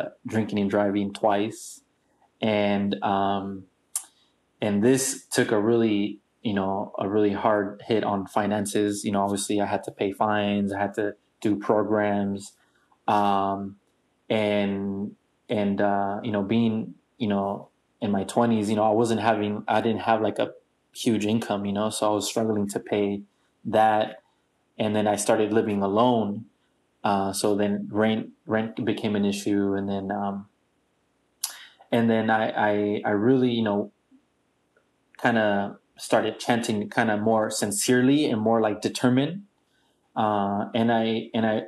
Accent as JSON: {"language": "English", "town": "San Diego", "region": "California", "country": "United States", "tie": "born or raised there", "also_born_or_lived": "Tijuana, Mexico", "said": "born and raised in San Diego and Mexico, TJ, because I do have family in Mexico"}